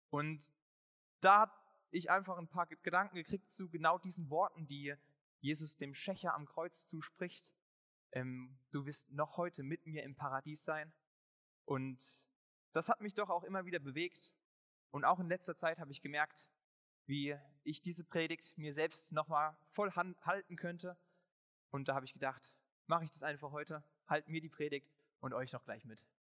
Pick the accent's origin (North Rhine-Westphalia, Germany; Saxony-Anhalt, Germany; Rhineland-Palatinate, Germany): Rhineland-Palatinate, Germany; Ingelheim; dass ich in Igelheim, in meiner Heimatgemeinde, ähm, mal predigen durfte